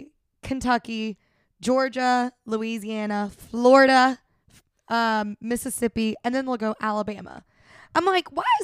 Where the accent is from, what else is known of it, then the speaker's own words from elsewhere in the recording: Australia; We're Australian because I'll say no.